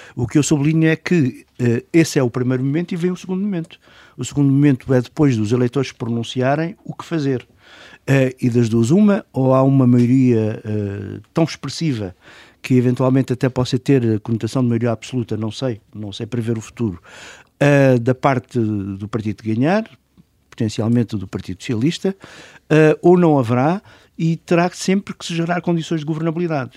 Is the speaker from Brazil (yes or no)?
no; Portugal; como português